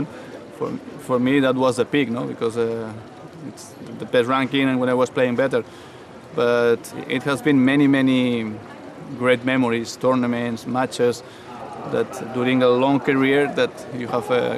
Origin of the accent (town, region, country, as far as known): Barcelona, Catalonia, Spain